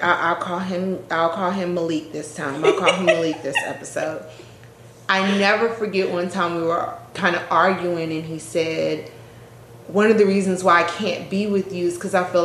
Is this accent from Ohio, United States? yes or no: no; Maryland, United States; moved away as an adult; also born or lived in North Carolina; I grew up in Maryland